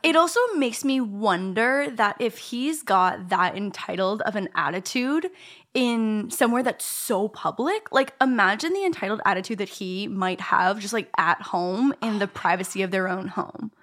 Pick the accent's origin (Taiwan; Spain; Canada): Canada; I'm Canadian